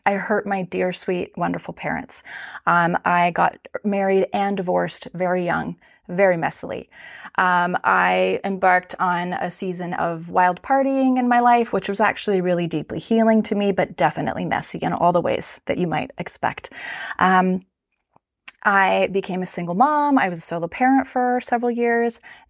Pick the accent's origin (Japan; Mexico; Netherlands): Japan; So I grew up in Japan. My parents are wonderful, beautiful, loving, very devout people of faith, and they took our family to Japan when I was 5 years old